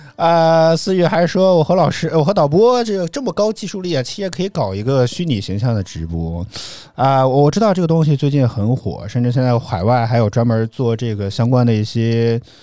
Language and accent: Chinese; Henan, China; 我是河南人